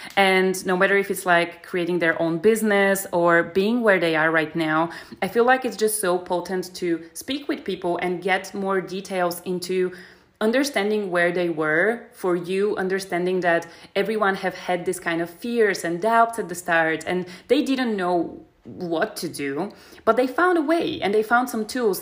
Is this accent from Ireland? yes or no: no; Bulgaria; moved away as an adult; also born or lived in Germany; now in Berlin, Germany; I was I think 19 when I moved from Bulgaria to Germany